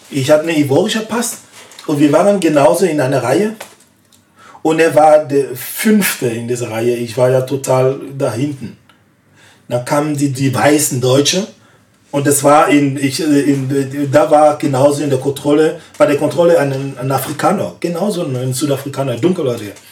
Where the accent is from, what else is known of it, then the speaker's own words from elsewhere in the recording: West, Côte d’Ivoire; In meinem Land, ich komme eigentlich aus dem Westen.